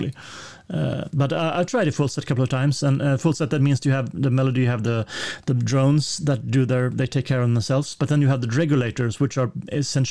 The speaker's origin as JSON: {"language": "English", "country": "Sweden"}